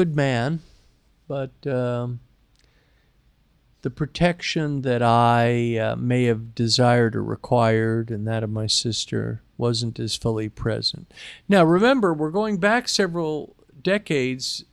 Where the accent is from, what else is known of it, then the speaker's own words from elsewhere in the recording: New York City, New York, United States; I was born in New York City